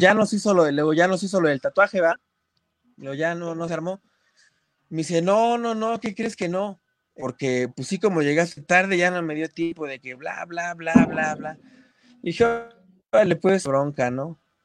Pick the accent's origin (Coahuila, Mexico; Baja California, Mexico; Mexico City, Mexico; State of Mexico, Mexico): State of Mexico, Mexico; Ecatepec; yo soy del barrio de Catepec, yo vengo de Catepec y, estoy orgullosísimo de mi barrio